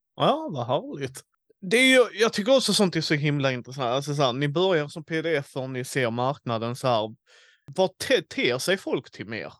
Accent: Skåne, Sweden; jag som skåning har andra seder än de från Småland

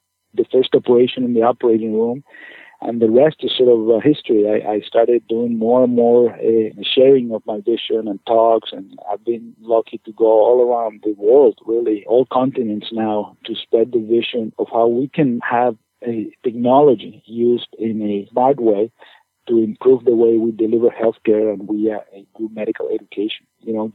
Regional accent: Caracas, Capital District, Venezuela; moved away as an adult; also born or lived in Chicago, Illinois / Ann Arbor, Michigan; now in Maine, United States; I'm originally from Venezuela, from Caracas, Venezuela, where I did med school.

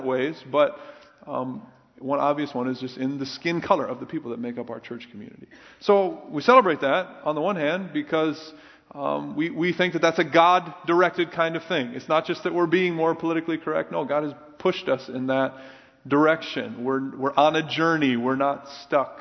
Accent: Minnesota and Iowa, Midwest, United States; I grew up in the Midwest, primarily Minnesota and Iowa, white bread areas

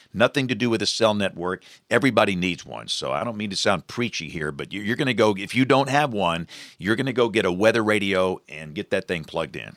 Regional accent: Greenville, Alabama, United States; I'm from Greenville, Alabama.

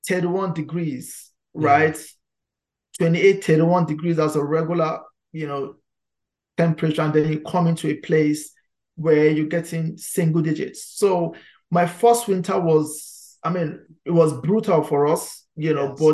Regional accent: Nigeria; moved away as an adult; now in Halifax, Canada; I'm originally from Nigeria. That's my home country.

